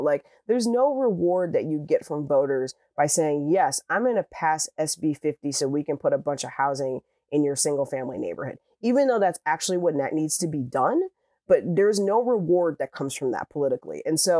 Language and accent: English; Midwest, United States; I lived in a Midwestern state, in a very red Midwestern state, and I grew up in the Midwest